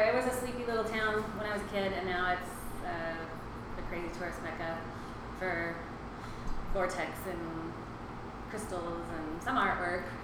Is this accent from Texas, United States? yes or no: no; Sedona, Arizona, United States; I grew up in Sedona